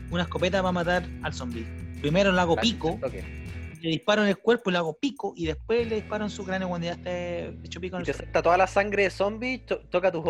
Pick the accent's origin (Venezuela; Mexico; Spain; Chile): Chile; Yo creo que como chileno